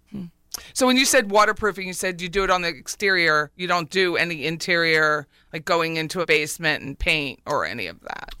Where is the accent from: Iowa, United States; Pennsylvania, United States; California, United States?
Pennsylvania, United States; moved away; I'm from Pennsylvania, so we all have basements